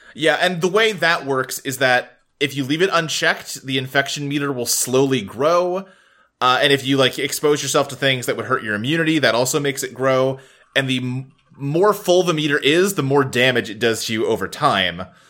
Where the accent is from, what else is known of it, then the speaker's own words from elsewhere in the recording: United States; as an American